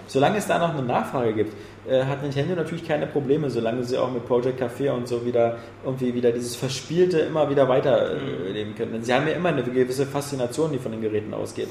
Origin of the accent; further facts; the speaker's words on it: Germany; als Deutsche